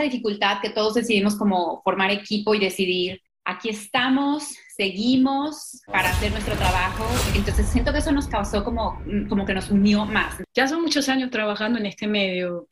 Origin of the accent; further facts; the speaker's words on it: Mexico; moved away; Yo, yo crecí en México y siento que la mitad mía es mexicana